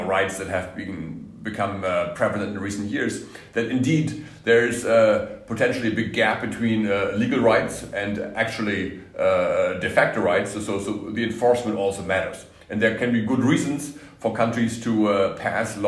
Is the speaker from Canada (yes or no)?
no; Germany; I'm from Germany